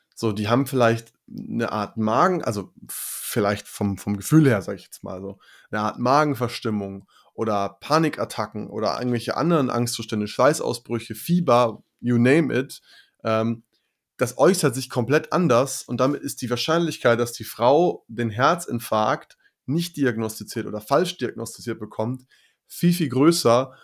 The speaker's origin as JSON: {"language": "German", "country": "Germany", "said": "bei uns in Deutschland"}